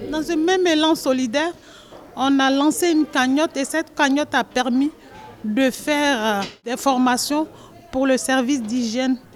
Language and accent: French; Côte d’Ivoire; moved away as an adult; now in France; Moi je viens de la Côte d'Ivoire. J'ai laissé mes enfants derrière moi. Ils sont en Côte d'Ivoire